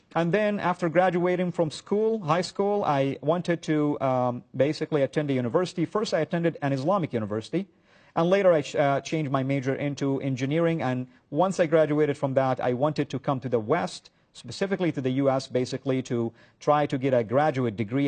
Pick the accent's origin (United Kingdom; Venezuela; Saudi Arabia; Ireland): Saudi Arabia; I was born and raised in Saudi Arabia